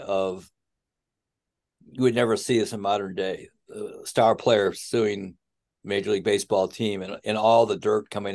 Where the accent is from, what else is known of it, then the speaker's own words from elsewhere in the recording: Chicago, Illinois, United States; But for me as a Chicagoan